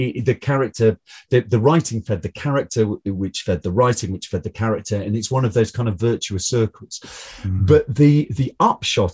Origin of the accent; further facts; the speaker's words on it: Newcastle upon Tyne, North East England, United Kingdom; I'm from Newcastle upon Tyne, but but I've always spent a lot of time in Northumberland